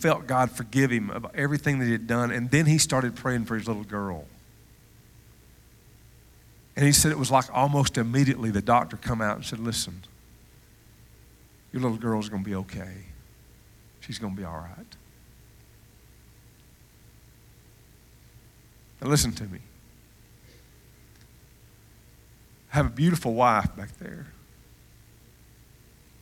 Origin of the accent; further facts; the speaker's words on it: Cullman, Alabama, United States; moved away; I'm from Cullman, Alabama.